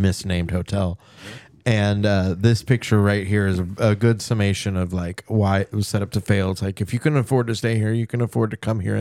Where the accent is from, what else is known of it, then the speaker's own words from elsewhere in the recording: United States; I'm an American